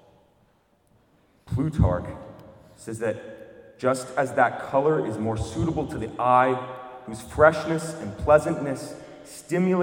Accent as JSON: {"language": "English", "country": "United States", "said": "I'm also American. I only speak one language."}